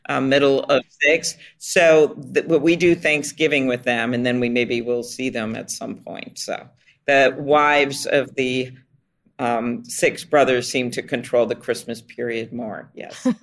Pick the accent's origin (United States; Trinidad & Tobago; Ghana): United States; Minnesota; we're from Minnesota.